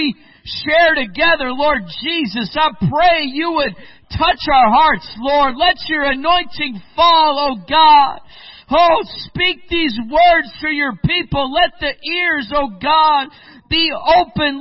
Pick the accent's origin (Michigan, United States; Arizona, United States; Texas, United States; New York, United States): Michigan, United States; moved away as an adult; now in Spain; I grew up also in the Midwest. I grew up in Michigan